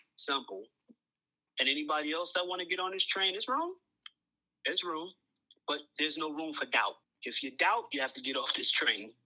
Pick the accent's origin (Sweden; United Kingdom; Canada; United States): United States; New York City, New York; I'm from Coney Island